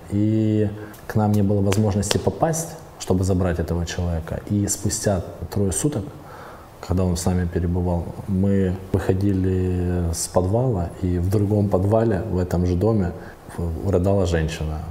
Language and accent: Russian; Kupiansk, Kharkiv Oblast, Ukraine; я сам родом с Купинска, а в Купинске молодежь говорила на русском языке